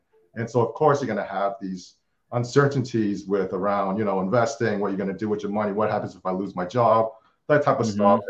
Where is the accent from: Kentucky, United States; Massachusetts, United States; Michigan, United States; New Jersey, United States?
Massachusetts, United States; Boston; from Boston, grew up, born and raised in Boston.